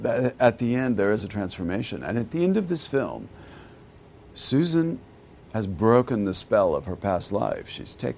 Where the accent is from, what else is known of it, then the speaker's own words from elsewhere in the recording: Texas, United States; I grew up in Texas